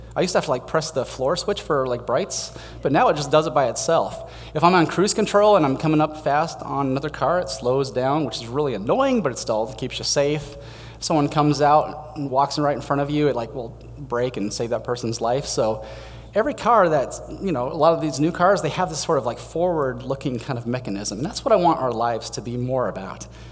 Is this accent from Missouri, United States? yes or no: no; Denver, Colorado, United States; moved away; I grew up in Denver